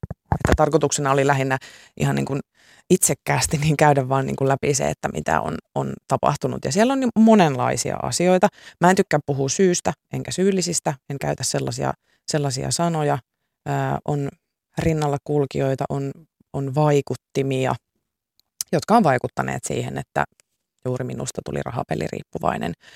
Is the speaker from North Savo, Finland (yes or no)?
no; Pori, Satakunta, Finland; mä oon Porista